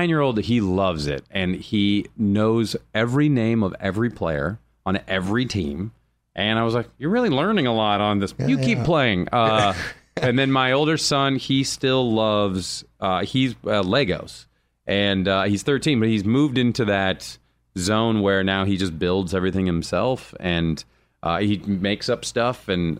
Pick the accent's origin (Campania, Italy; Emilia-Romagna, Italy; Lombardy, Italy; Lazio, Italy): Lazio, Italy; Rome; born there; they saw that I was born in Rome